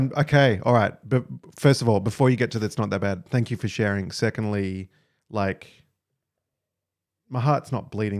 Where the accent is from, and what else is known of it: Australia